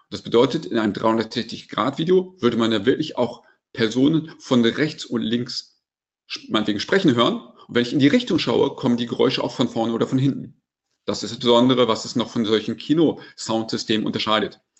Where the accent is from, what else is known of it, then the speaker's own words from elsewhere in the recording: North Rhine-Westphalia, Germany; Ich muss ganz ehrlich sagen, ich bin Ostwestfale